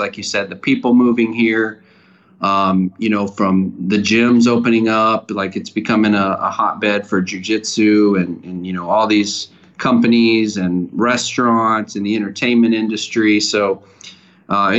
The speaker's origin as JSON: {"language": "English", "town": "Austin", "region": "Texas", "country": "United States", "tie": "born or raised there", "said": "I was born and raised in Austin, Texas. I've lived here my entire life"}